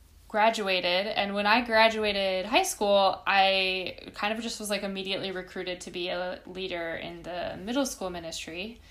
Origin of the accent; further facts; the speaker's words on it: Minnesota, United States; moved away as an adult; also born or lived in Chicago; So I grew up in Minnesota.